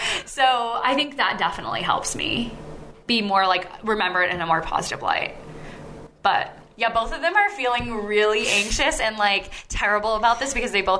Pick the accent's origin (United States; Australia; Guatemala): United States; Massachusetts; Okay, so we are all from Massachusetts, obviously, because you know that both of us are from Massachusetts. Anyways, we went to Pingree High School.